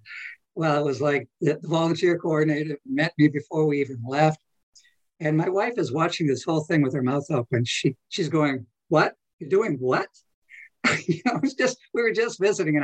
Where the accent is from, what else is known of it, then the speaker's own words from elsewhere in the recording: New England, United States; moved away; My wife and I, we're from New England originally